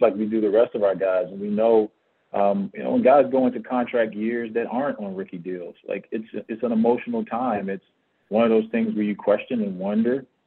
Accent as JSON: {"language": "English", "town": "Miami", "region": "Florida", "country": "United States", "tie": "born or raised there", "moved": "as an adult", "lives_now": "Phoenix, United States", "said": "Growing up in Florida, being an ex-football player up until I went to high school, I'm going to the U"}